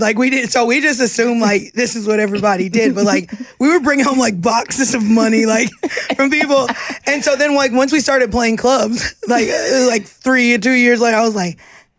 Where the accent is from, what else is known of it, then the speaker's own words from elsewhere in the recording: Poplarville, Mississippi, United States; moved away as an adult; also born or lived in New Orleans; I came straight from Poplarville, Mississippi, to New Orleans.